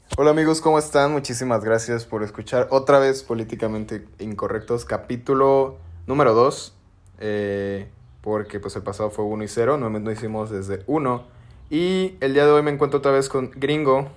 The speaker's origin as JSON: {"language": "Spanish", "country": "Mexico", "said": "nosotros como los mexes"}